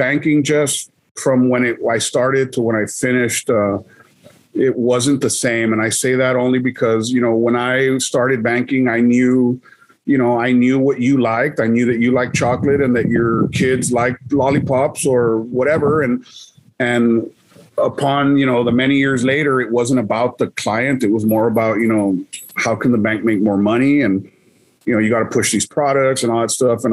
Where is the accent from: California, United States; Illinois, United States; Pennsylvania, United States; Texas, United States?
Texas, United States; Laredo; I never left Laredo because, you know, again, my mom was a single parent